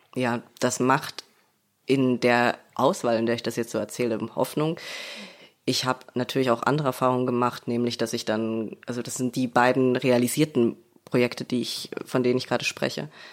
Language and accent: German; Leipzig, Saxony, Germany; ich komme aus Leipzig, ich komme aus Sachsen